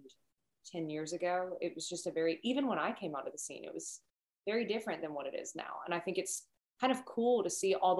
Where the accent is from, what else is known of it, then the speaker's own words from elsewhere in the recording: outside of Cincinnati, Kentucky, United States; I'm from Kentucky, but outside of Cincinnati